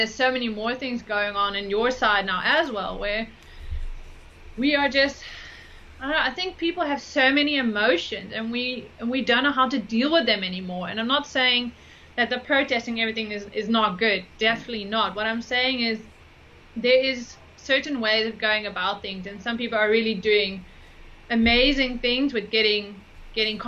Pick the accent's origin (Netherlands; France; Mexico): Netherlands; moved away; also born or lived in United States; I'm originally from the Netherlands